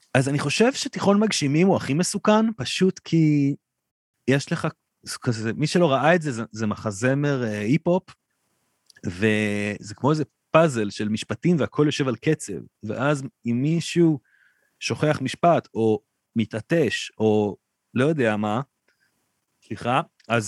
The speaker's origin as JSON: {"language": "Hebrew", "town": "Ra'anana", "region": "Central District", "country": "Israel", "tie": "born or raised there", "said": "החבר'ה שגדלנו שם"}